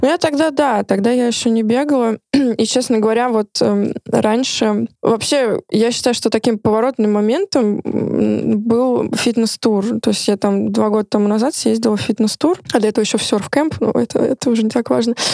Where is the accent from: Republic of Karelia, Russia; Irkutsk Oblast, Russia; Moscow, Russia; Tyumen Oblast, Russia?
Moscow, Russia; я тоже москвичка